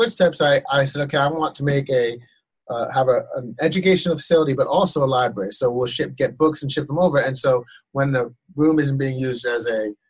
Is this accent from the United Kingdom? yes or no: no; Ghana; When I was growing up in Ghana, there was a Swedish steward named Mr. Tumpty.